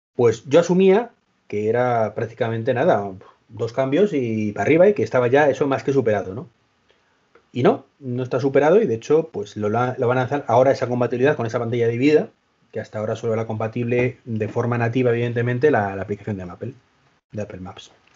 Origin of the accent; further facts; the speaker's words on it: Madrid, Community of Madrid, Spain; Dani y yo somos de Madrid